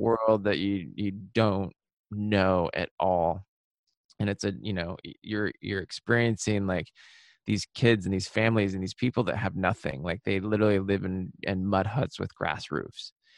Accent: Seattle, Washington, United States; now in New York, United States; I was born and raised in Seattle in the suburbs

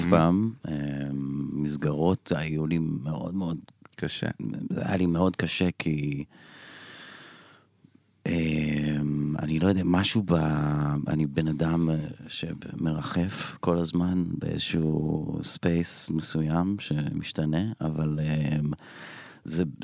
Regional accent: Elon Moreh, Israel; born or raised there; also born or lived in Bat Yam

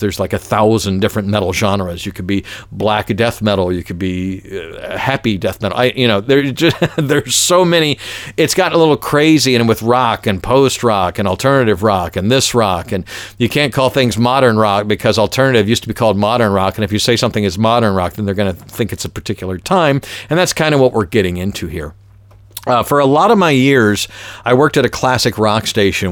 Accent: Atlanta, Georgia, United States; when I was growing up in Atlanta, ninety-six Rock, W K L S

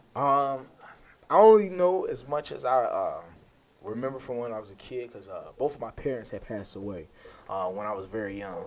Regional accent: United States; I'm an American. I'm a black American

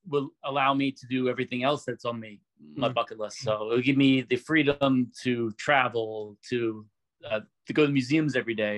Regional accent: Philadelphia, Pennsylvania, United States; now in Delaware, United States; I'm originally from Philly

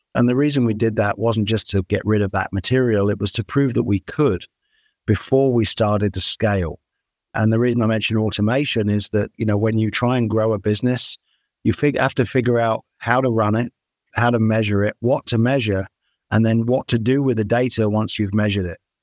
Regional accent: United Kingdom; moved away as an adult; now in United States; I'm a Brit. I grew up in the UK

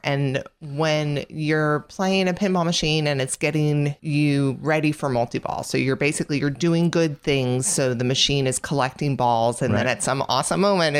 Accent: New Jersey, United States; now in Atlanta, United States; I grew up in Jersey

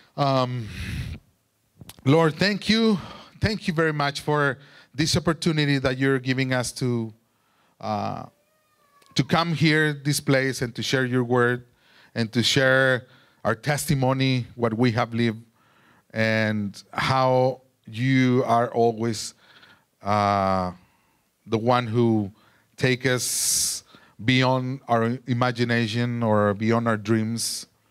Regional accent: Durango, Mexico; English is a second language; moved away; I'm from Durango, Mexico, and I grew up there.

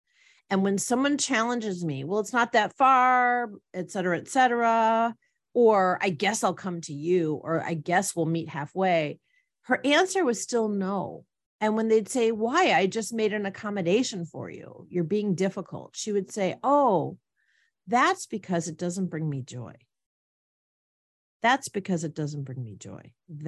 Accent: Wisconsin, United States; I used to feel like when I went back to my home state, for those of you that don't recall, it's Wisconsin. And I used to say it as if I was from Wisconsin.

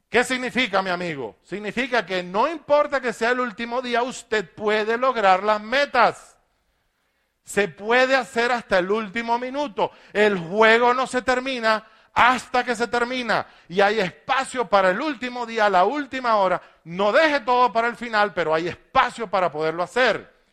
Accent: Maracaibo, Zulia, Venezuela; born there; Nilo es un zafiro profesor de la Universidad de Maracaibo, la ciudad donde yo nací

